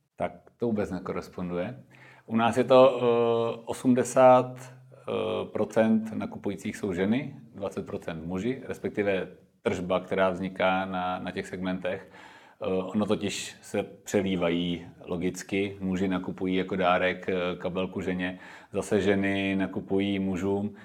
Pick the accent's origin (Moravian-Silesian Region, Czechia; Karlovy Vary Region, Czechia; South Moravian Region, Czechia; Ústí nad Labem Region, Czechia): Ústí nad Labem Region, Czechia; Klášterec nad Ohří; now in Prague, Czech Republic; v klášterci na to hří, odkud já pocházím